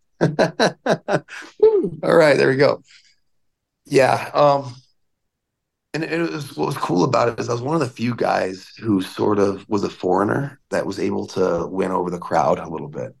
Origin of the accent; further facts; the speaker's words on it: United States; also born or lived in Alaska; now in Las Vegas, United States; being an American